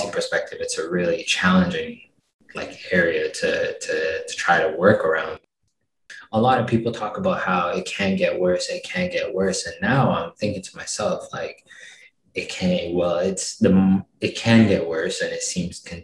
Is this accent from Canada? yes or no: yes; Canada; as a Canadian